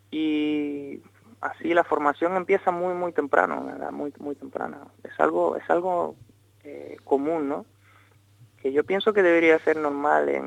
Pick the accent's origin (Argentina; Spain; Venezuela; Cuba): Cuba; born there; moved away; also born or lived in Moscow, Russia; nací en una familia mixta de, padre cubano y madre rusa. Nací en Cuba, pero luego viví eh, bastante tiempo en Rusia, en Moscú.